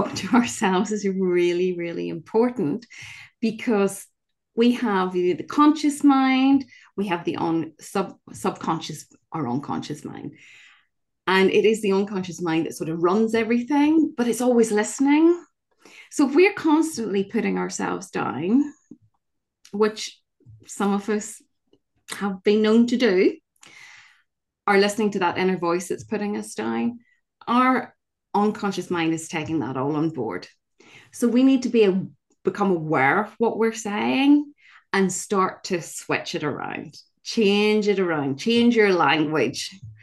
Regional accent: Northern Ireland, United Kingdom; I grew up in Northern Ireland in the middle of the Troubles

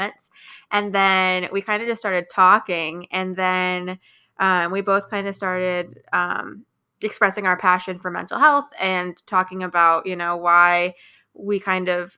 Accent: Midwest, United States; now in Wilmington, United States; I am from the Midwest, about an hour east of Chicago

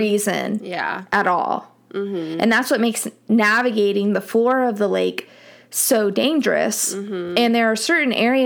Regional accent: Miami, Florida, United States; moved away; growing up in Miami

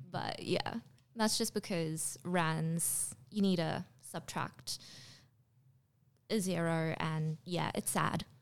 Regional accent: Durban, KwaZulu-Natal, South Africa; moved away as an adult; also born or lived in Pretoria, South Africa; now in Australia; I was born in Durban in South Africa. Um, then I moved to Pretoria when I was fourteen.

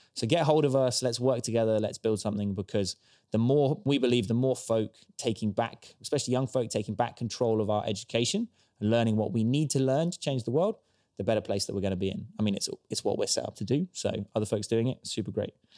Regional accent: Stroud, South West England, United Kingdom; born and raised in Stroud

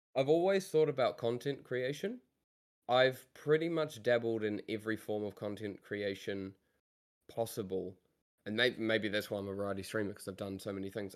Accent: New Zealand; I come from New Zealand

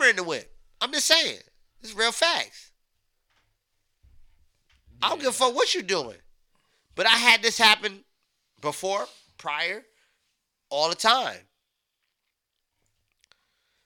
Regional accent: Beacon, New York, United States; We come from Beacon

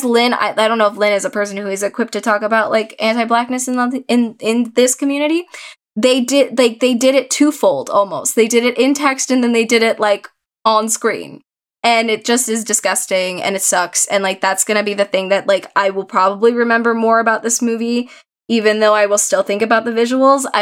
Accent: San Diego, California, United States; I grew up in Southern California and San Diego specifically.

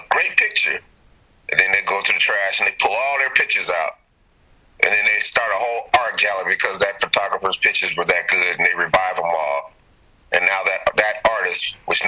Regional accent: Denver, Colorado, United States; moved away as an adult; also born or lived in Chicago, Illinois / Sacramento, California; now in Atlanta, United States; I was born in Chicago. Steve was born in Omaha. We were grown up in Denver.

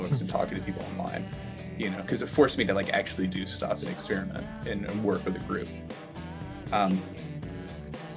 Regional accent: Alabama, United States; moved away as an adult; also born or lived in Atlanta; now in Minneapolis, United States; I'm from Alabama originally

